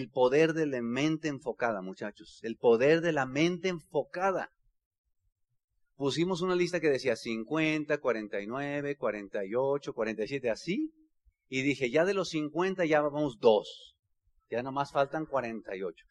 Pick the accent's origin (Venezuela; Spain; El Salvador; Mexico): Mexico; Bajío; soy del Bajío.